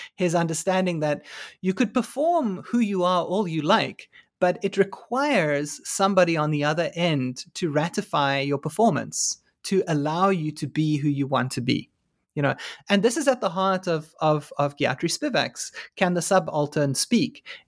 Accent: South Africa; moved away as an adult; now in United States; as a South African

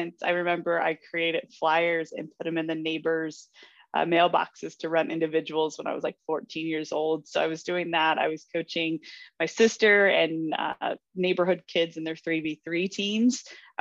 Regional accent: Naperville, Illinois, United States; I grew up in Naperville, Illinois. So I was a suburb of Chicago

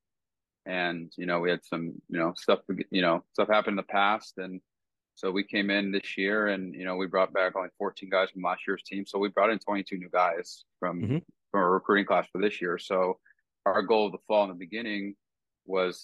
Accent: West Coast, United States; I'm being from the West Coast

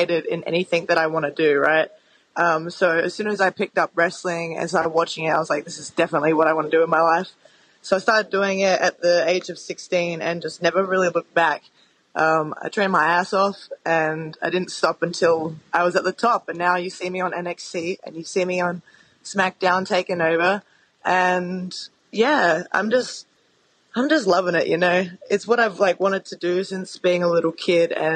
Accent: Adelaide, South Australia, Australia; moved away; I'm from Adelaide, South Australia

